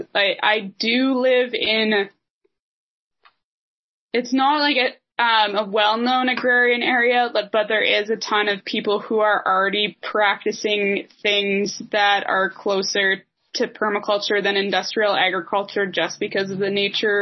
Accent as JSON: {"language": "English", "country": "Canada", "said": "being Canadian."}